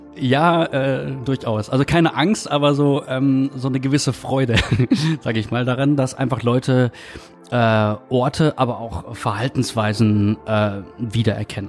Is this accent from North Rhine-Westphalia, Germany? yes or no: yes; Münsterland, North Rhine-Westphalia, Germany; moved away; ich komme halt aus dem Münsterland